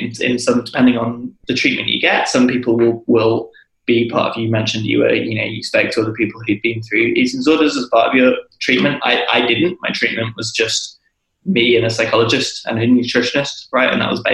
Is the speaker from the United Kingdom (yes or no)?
yes; United Kingdom; being British